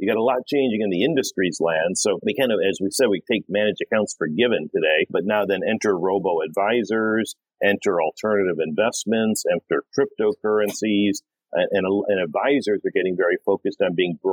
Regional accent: Detroit, Michigan, United States; moved away as an adult; also born or lived in New York / London / Sydney, Australia; I grew up in Detroit

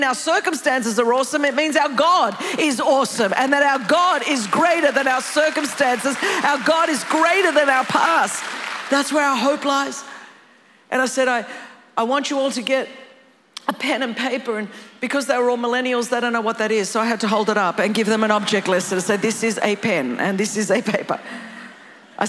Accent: California, United States; I'm from California.

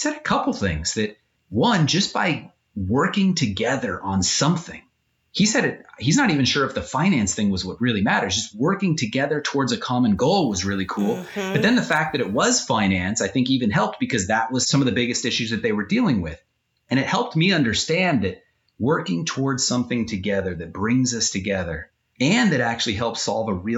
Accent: Southern California, United States; I grew up in Southern California and I grew up along the San Andreas Fault

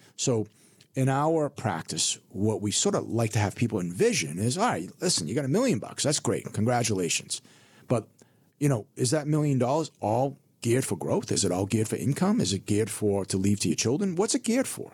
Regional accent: Burlington, Massachusetts, United States; also born or lived in Hong Kong; I grew up in Burlington, Massachusetts

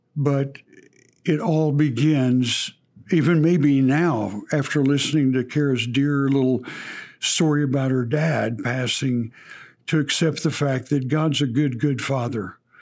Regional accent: Texas, United States; accent: Texas; forgive my Texas accent there

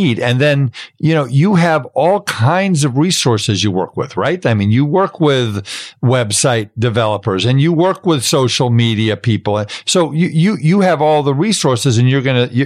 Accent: New York City, New York, United States; I grew up in Brooklyn.

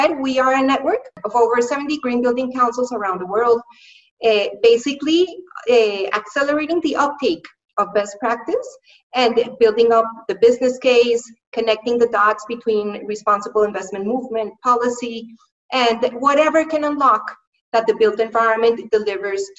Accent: Colombia; now in London, United Kingdom; I am currently based in London in the UK, but I'm from Colombia, from South America.

